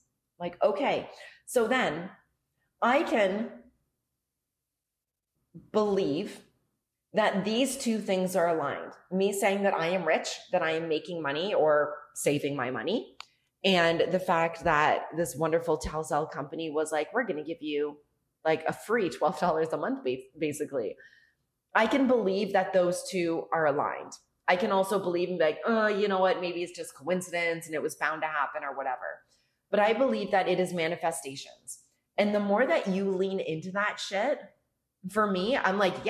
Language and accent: English; Canada; moved away as an adult; now in Mexico; Being Canadian